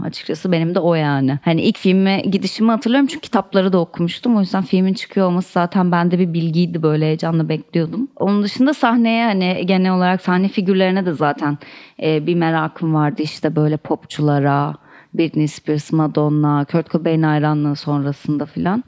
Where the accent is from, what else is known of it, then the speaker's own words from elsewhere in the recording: Istanbul, Turkey; çocukluğum İstanbul'da geçti